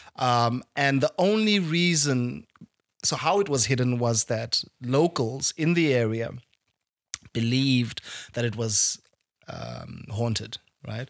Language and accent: English; South Africa; I speak as a South African